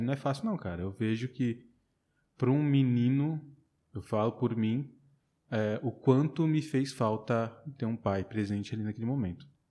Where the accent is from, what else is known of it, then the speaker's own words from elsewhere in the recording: São Paulo, Brazil; moved away as an adult; now in Barreiras, Brazil; Nasci e cresci lá em São Paulo e estou há seis anos já aqui em Barreiras